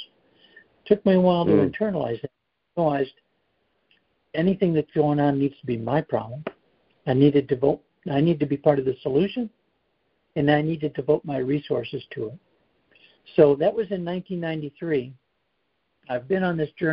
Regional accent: Chicago, Illinois, United States; moved away as an adult; also born or lived in Colorado / North Carolina; now in South Carolina, United States; I grew up in the Chicago area

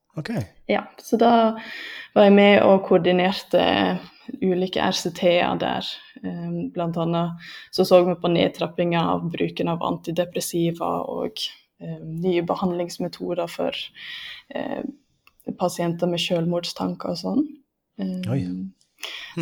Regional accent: Lærdal, Vestland, Norway; now in Lillehammer, Norway; Jeg er fra Lærdal

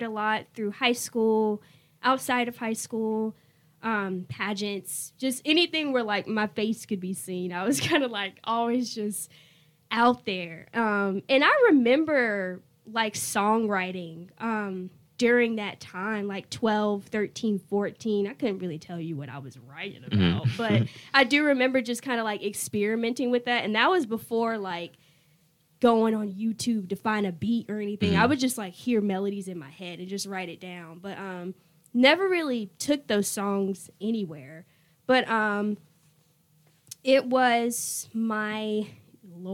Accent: Raleigh, North Carolina, United States; I'm from Raleigh, originally

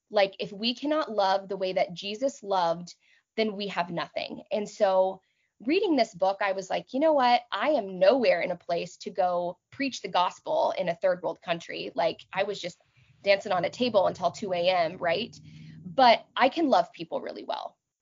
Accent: Texas, United States; moved away as an adult; also born or lived in New York / Boston / Austin, Texas / southern Manitoba, Canada; now in Manitoba, Canada; I was born and raised in Texas

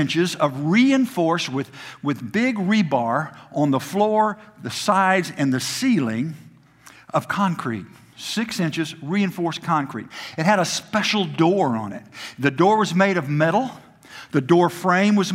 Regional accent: Oklahoma City, Oklahoma, United States; now in Tennessee, United States; I grew up in Oklahoma.

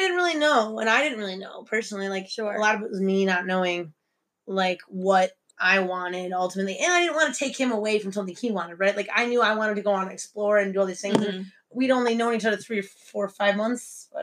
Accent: Michigan, United States; moved away as an adult; also born or lived in Chicago; now in Beijing, China; I'm from Michigan, but I lived in Chicago for three years.

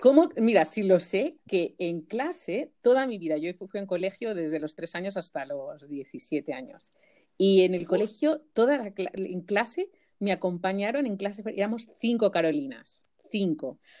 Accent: Majorca, Balearic Islands, Spain; en mallorquín decimos gracias

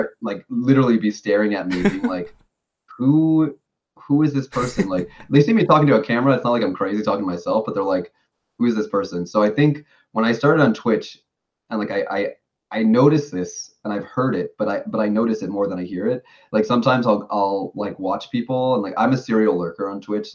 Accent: New York, United States; moved away as an adult; now in Tokyo, Japan; I've been living in Japan for six years now, but I'm originally from New York.

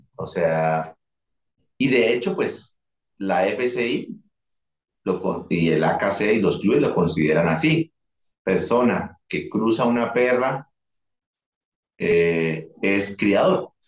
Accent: Colombia; había mucho dinero en mi país

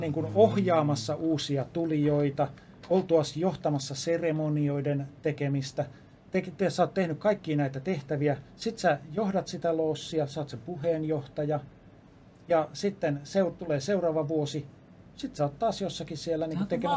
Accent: Lappeenranta, South Karelia, Finland; also born or lived in Helsinki; mä oon syntynyt Helsingissä ja viisivuotiaana muutettiin Lappeenrantaan.

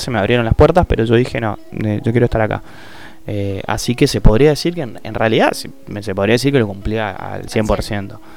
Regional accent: Argentina; como argentino, vivimos en Argentina

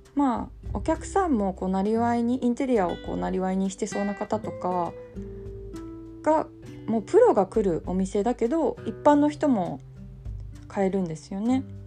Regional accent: Kanagawa, Japan; 出身も神奈川

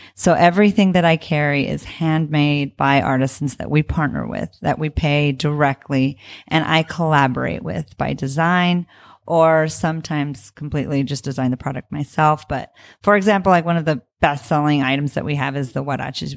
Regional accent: Tucson, Arizona, United States; also born or lived in New York; now in Los Angeles, United States; I'm from Tucson, Arizona, Mexicana from Tucson, Arizona

